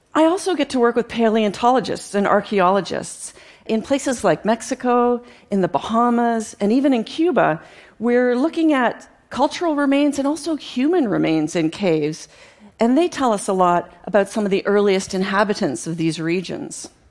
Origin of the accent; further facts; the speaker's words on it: Canada; growing up in Canada as a young girl